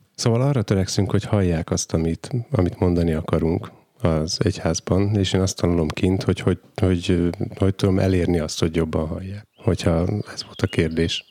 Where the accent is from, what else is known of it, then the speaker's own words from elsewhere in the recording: Dunajská Streda, Trnava Region, Slovakia; now in Gemer, Slovakia; gömöri, gömörinek születtem, csak Dunaszerdáján